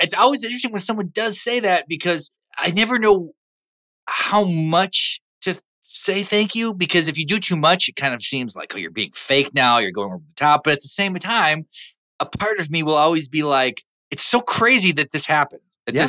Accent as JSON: {"language": "English", "region": "North Dakota", "country": "United States", "tie": "born or raised there", "said": "Well, what had happened was I had I grew up in North Dakota, worked in Fargo until 1998."}